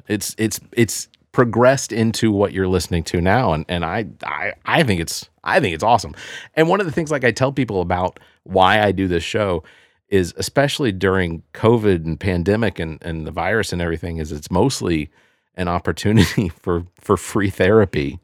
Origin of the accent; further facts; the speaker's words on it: Decatur, Georgia, United States; also born or lived in Tucker, Georgia; I grew up in Decatur, Georgia, and over in, in, in, uh, off of La Vista, and then we grew up, uh, and then we moved to North Lake Mall, Tucker